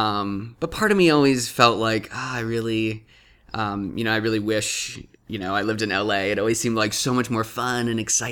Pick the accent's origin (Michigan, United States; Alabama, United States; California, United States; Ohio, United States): California, United States; Atascadero; I grew up in Atascadero, California